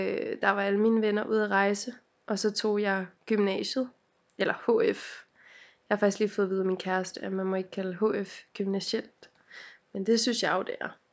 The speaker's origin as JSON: {"language": "Danish", "town": "Helsinge", "region": "Capital Region of Denmark", "country": "Denmark", "said": "jeg er fra Helsing"}